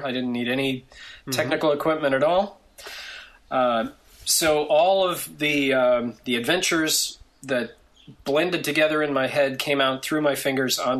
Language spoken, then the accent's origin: English; Grand Rapids, Michigan, United States; also born or lived in Detroit / Ann Arbor; I grew up in the Midwestern state of Michigan